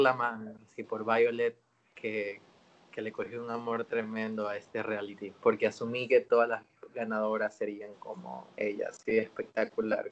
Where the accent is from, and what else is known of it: Ecuador